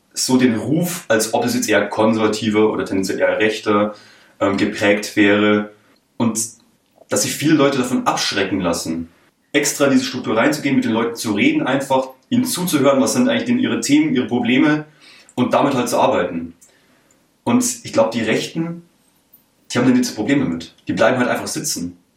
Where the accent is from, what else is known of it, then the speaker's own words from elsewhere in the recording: countryside around Munich, Bavaria, Germany; ich bin quasi aus dem größeren Umland, um München herum. Ich meine, es gibt einige kleinere, mittlere Städte, zur Auswahl und in dem Sinne bin ich ja selber direkt auf dem Land aufgewachsen